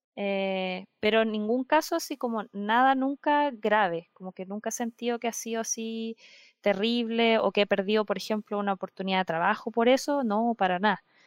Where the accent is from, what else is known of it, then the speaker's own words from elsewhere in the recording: Concepción, Biobío, Chile; yo soy de Concepción